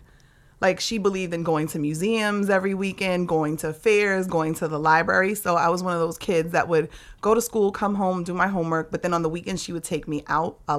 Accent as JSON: {"language": "English", "town": "New York City", "region": "New York", "country": "United States", "tie": "born or raised there", "said": "I grew up in Lower East Side on Cherry Street."}